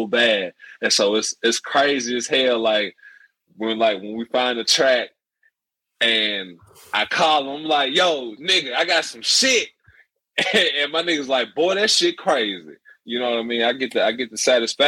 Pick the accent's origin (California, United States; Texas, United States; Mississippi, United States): Mississippi, United States; DeSoto County; we're from Mississippi, DeSoto County, which is part of the Memphis metro area